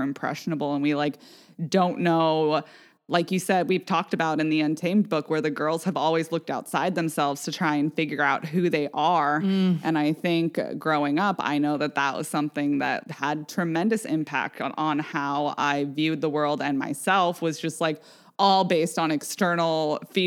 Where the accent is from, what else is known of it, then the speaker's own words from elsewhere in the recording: Vashon, Washington, United States; growing up on Vashon, it compounds it because we were a mostly white community